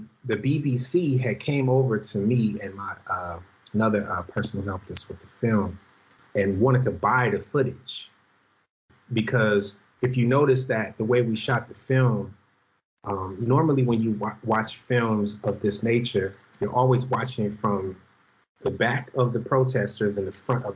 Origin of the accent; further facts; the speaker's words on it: Los Angeles, California, United States; I grew up in South Central Los Angeles